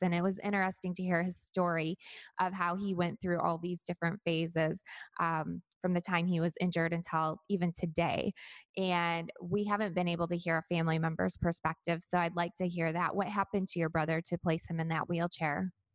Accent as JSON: {"language": "English", "region": "Michigan", "country": "United States", "tie": "born or raised there", "moved": "yes", "lives_now": "Florida, United States", "said": "my home state of Michigan"}